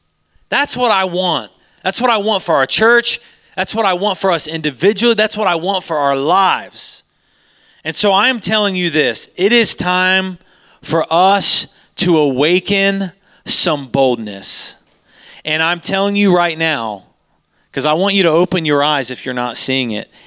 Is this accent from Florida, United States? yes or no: no; Utah, United States; We came from Utah, and we don't know where we're supposed to be